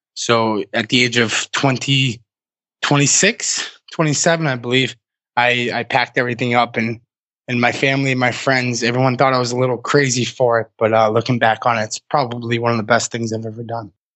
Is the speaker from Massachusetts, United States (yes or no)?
yes; Massachusetts, United States; moved away as an adult; also born or lived in Vermont; I grew up in Massachusetts, but I spent you know my early to mid 20s in Vermont.